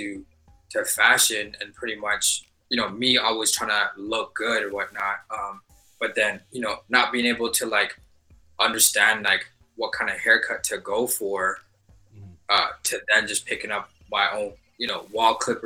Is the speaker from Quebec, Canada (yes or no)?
yes; Montreal, Quebec, Canada; now in Toronto, Canada; I'm originally from Montreal.